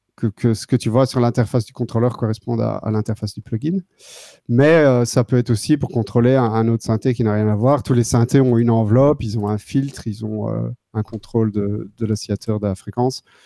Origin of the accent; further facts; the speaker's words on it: Wallonia, Belgium; moved away as an adult; now in Netherlands; je viens du sud de la Belgique et j'habite ici depuis 2009. C'est au pays, Pays-Bas